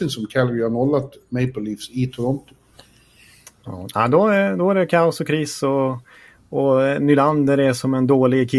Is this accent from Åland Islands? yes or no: no; Norway; Bättre betyg än vad jag kommer från, från Norge kan jag säga.